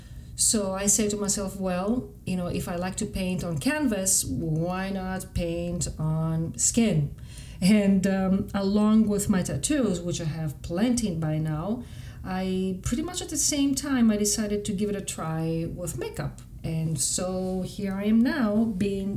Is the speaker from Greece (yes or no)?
yes; Greece; English is a second language; moved away; as I was growing up in Greece